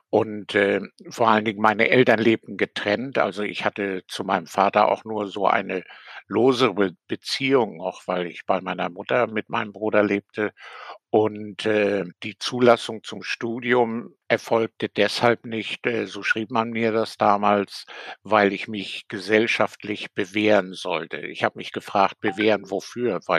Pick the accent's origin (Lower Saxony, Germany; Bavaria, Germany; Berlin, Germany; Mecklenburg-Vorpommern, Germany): Mecklenburg-Vorpommern, Germany; Rostock; born there; Ich bin 1940 in Rostock geboren und äh, bin an für sich ein folgsamer Pionier, später auch FDJler gewesen, also ein typisches DDR-Kind.